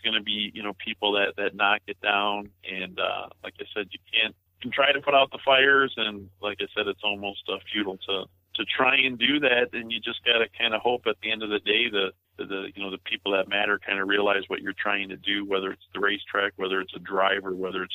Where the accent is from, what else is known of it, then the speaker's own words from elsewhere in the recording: Blue Island, Illinois, United States; my hometown of Blue Island, right down the street from Raceway Park